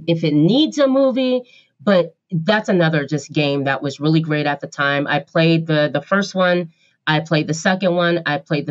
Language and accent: English; Portland, Oregon, United States; I'm from Portland, Oregon, so I go to Powell Books